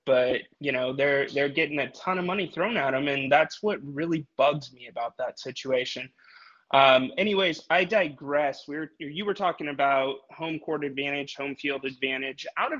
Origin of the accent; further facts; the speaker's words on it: Sacramento, California, United States; I'm from Sacramento and I'm a homer